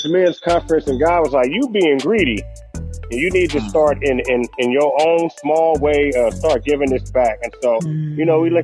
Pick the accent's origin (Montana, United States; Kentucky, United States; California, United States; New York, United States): California, United States; Vallejo; I'm from a small town called Vallejo. And this is the place where the hyphy movement and all of that was birthed. And I was born in the Country Club Press, right where Mac Dre is from, same block. And I was raised